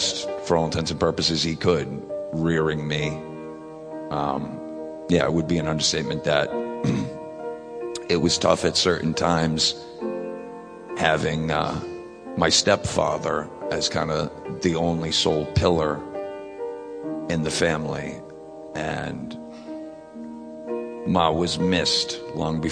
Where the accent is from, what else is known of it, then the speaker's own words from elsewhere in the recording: Worcester, Massachusetts, United States; I was born and raised in Worcester, Massachusetts.